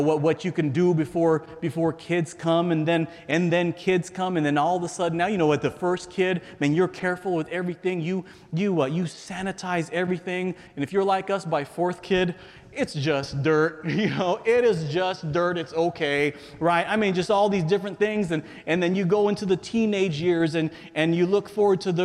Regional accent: San Diego, California, United States; I grew up in San Diego, California, America's finest city

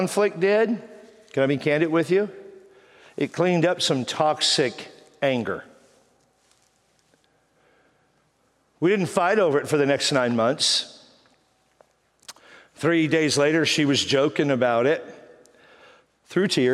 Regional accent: Texas, United States; moved away as an adult; now in San Diego, United States; I'm from Texas

